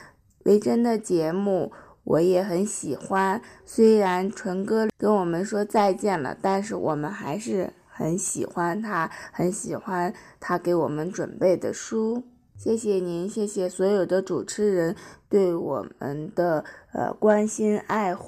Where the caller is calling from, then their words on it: Ningxia, China